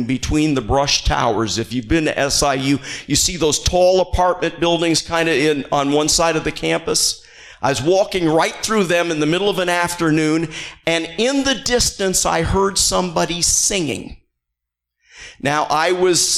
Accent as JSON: {"language": "English", "region": "Northern Illinois", "country": "United States", "moved": "yes", "said": "I'm from Northern Illinois"}